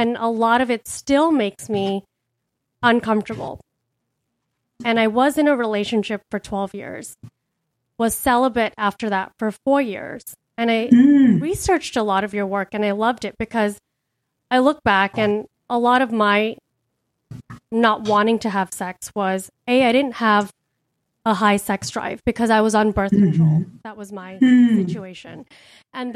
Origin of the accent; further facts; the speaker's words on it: India; I grew up in a patriarchal culture. I'm Indian.